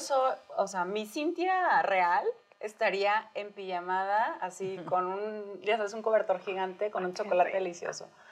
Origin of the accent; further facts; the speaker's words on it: Sonora, Mexico; now in Mexico City, Mexico; yo no había probado los romeritos hasta que llegué a México, soy de Sonora